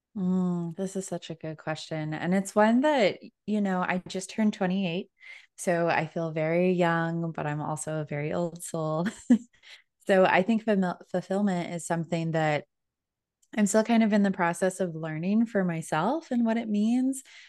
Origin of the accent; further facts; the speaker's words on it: Denver, Colorado, United States; moved away as an adult; now in Orlando, United States; I am originally from Denver, Colorado, but just moved to Orlando, Florida this year.